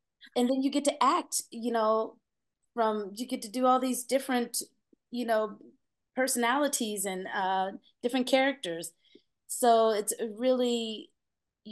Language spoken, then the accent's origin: English; Peoria, Illinois, United States; moved away as an adult; also born or lived in Atlanta, Georgia; now in Los Angeles, United States; I'm from Peoria, Illinois. It's a very country town. My first job, like, you can work there at 13 legally